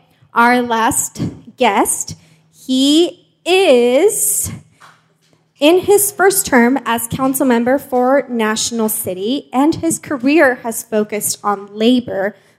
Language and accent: English; Mexico; born there; first language Spanish; English is a second language; moved away; You know, I was born in Mexico, so my first language is Spanish, but my mom moved away, so now I don't really speak Spanish, so when I do, it feels really weird.